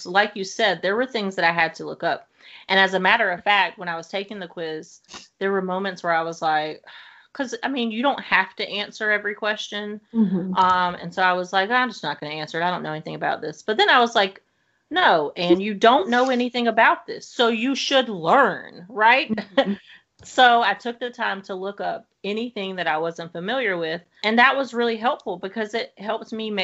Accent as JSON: {"language": "English", "region": "the South", "country": "United States", "tie": "born or raised there", "said": "I grew up in the South"}